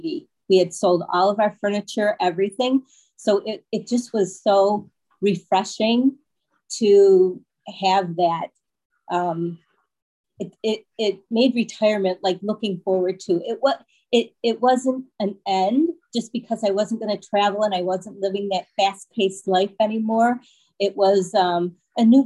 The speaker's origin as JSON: {"language": "English", "region": "Michigan", "country": "United States", "moved": "as an adult", "lives_now": "Florida, United States", "said": "We are originally from Michigan"}